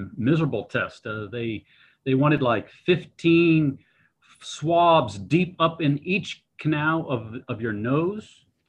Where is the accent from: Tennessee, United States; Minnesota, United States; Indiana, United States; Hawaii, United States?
Hawaii, United States; I'm from Hawaii.